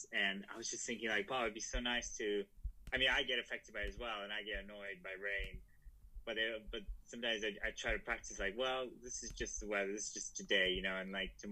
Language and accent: English; Russia; moved away; also born or lived in Prague; I was born in Russia, and it was, you know, like growing up there in the 90s